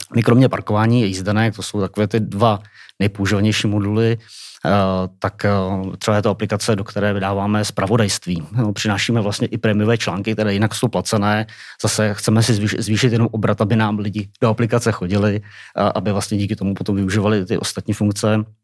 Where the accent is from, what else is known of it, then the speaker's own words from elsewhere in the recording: Czechia; jako Češi, asi nejenom jako Češi